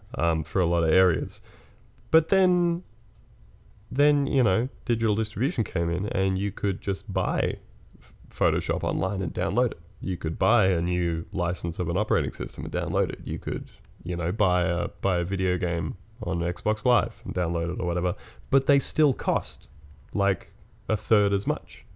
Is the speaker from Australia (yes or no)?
yes; Australia